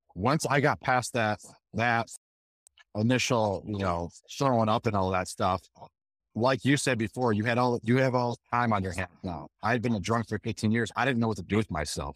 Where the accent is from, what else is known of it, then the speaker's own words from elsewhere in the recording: Michigan, United States; also born or lived in Montana / North Carolina / Georgia; now in Colorado, United States; I grew up in Michigan